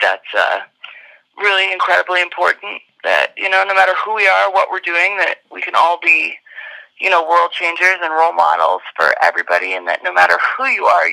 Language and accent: English; Colorado, United States; growing up in Colorado